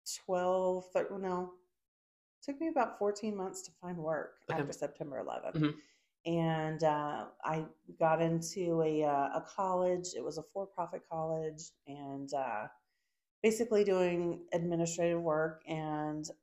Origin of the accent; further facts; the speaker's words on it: Texas, United States; also born or lived in California / Maryland / New Orleans; I grew up in the South in Texas.